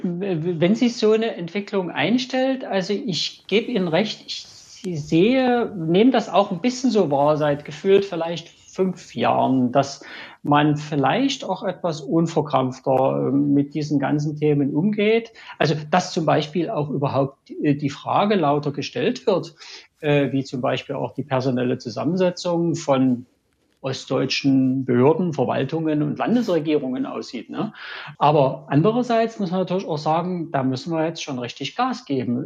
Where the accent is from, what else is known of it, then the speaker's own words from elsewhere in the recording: Dresden, Saxony, Germany; Ich bin ähm, gebürtiger Dresdner, bin Ingenieur, arbeite in Dresden